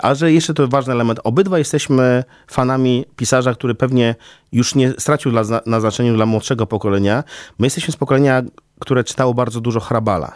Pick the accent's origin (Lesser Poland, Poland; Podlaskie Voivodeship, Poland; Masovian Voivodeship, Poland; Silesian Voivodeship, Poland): Podlaskie Voivodeship, Poland; Białystok; moved away as an adult; now in Warsaw, Poland; jestem z urodzenia białostoczaninem